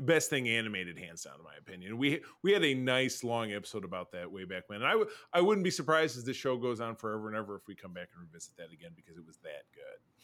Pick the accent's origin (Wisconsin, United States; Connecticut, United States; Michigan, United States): Michigan, United States; I'm from Michigan